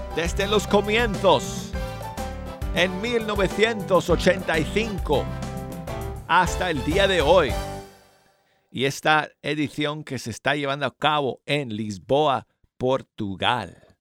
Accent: Denver, Colorado, United States; moved away; Mi ciudad natal de Denver, Colorado.

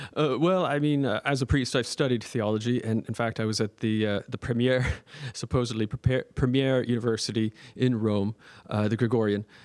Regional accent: Nova Scotia, Canada; also born or lived in Toronto; I'm from, uh, Nova Scotia, and I'm a priest of Toronto.

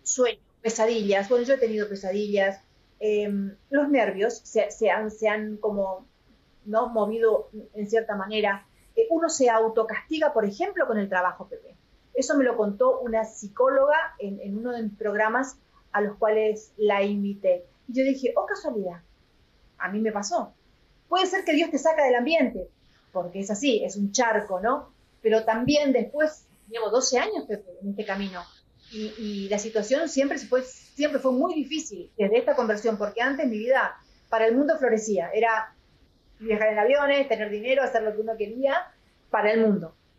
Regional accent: Corrientes, Argentina; moved away as an adult; also born or lived in Madrid, Spain / United States / Chile / Paraguay; yo soy correntina, nací en una provincia del norte de Argentina

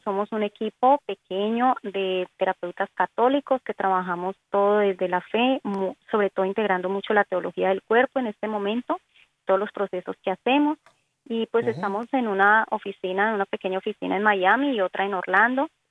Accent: Cali, Valle del Cauca, Colombia; accent: Colombian Antioquian; soy colombiana, nací en Cali

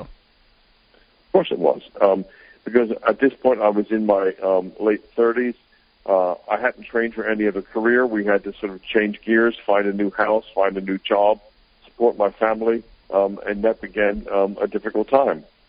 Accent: United States; moved away as an adult; also born or lived in Greenville, South Carolina / England; I was brought up in America

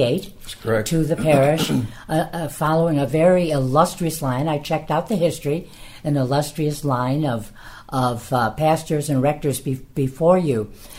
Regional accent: Oak Park, Illinois, United States; I grew up in Oak Park, and my parish was St. Edmund.

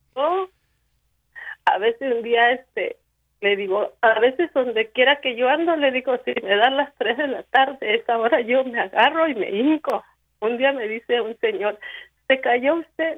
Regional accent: Arriaga, Chiapas, Mexico; now in Nebraska, United States; yo soy de Chiapas, pero aquí vivimos dos hermanas nada más

